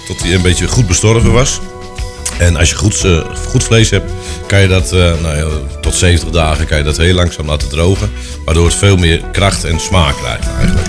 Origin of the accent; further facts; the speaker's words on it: Schalkwijk, Utrecht, Netherlands; ik kom inderdaad uit Schalkwijk. ik heb een, mijn vader was de dorpslager in het dorp.